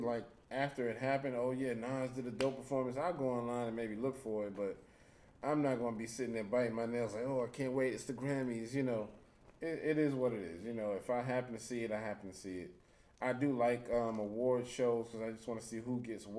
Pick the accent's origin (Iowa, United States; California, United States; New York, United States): New York, United States; New York City; also born or lived in Harlem; mostly I was raised in the Bronx. So most of my background is the Bronx